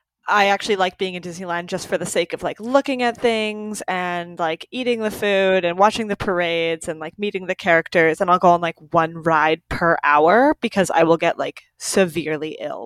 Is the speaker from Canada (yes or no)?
yes; British Columbia, Canada; I am from British Columbia, Canada. So I'm on the West Coast, aka the Best Coast.